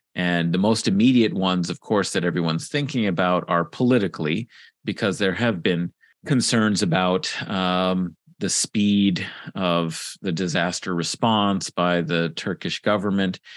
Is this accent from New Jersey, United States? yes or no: no; California, United States; I'm from California, grew up in California